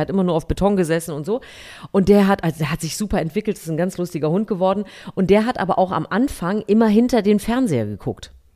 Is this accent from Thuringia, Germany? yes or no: yes; Thuringia, Germany; moved away; ich komme ja eigentlich aus Thüringen